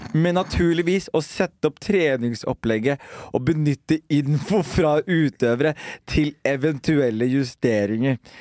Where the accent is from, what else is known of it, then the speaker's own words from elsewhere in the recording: Skien, Vestfold og Telemark, Norway; Vi vokste jo opp sammen på Gulset